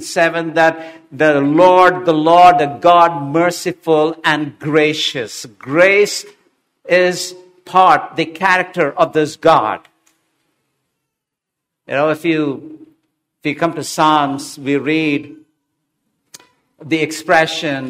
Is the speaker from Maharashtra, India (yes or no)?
no; Hyderabad, Telangana, India; I didn't study Telugu, though I grew up in Hyderabad.